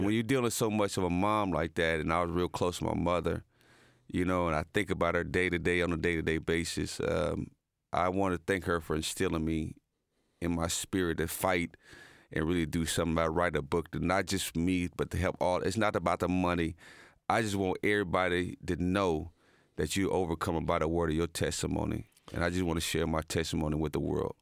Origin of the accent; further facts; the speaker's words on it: Muncie, Indiana, United States; moved away as an adult; also born or lived in Dallas, Texas; my hometown of Delaware County